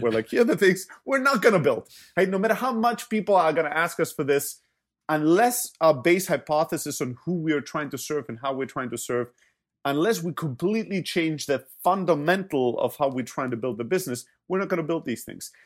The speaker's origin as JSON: {"language": "English", "country": "Germany", "tie": "born or raised there", "also_born_or_lived": "Greece", "moved": "yes", "said": "I'm originally from Greece, grew up in Germany"}